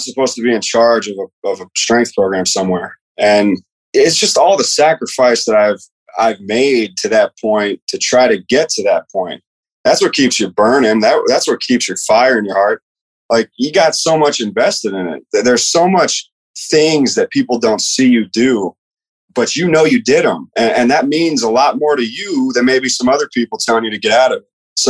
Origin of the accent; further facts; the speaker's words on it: Tampa, Florida, United States; moved away as an adult; also born or lived in Ohio / Virginia / Mississippi; I'm from Tampa